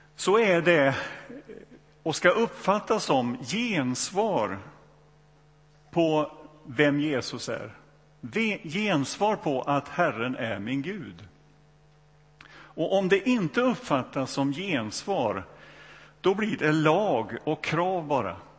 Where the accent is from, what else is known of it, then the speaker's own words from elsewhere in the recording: Donsö, Västra Götaland, Sweden; also born or lived in Borlänge; Jag växte upp i, i, på Donsö, det har väl inte undgått någon numera, eh, i Göteborgs skärgård här